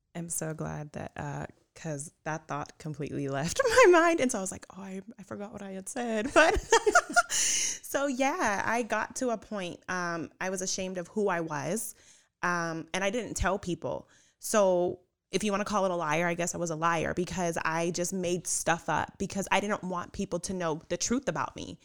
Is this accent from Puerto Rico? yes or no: yes; Puerto Rico; I'm Puerto Rican